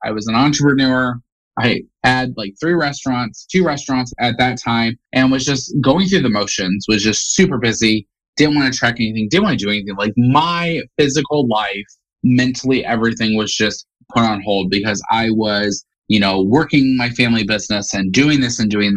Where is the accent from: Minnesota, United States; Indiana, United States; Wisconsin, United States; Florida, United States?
Indiana, United States; Indiana, born and raised in Indiana.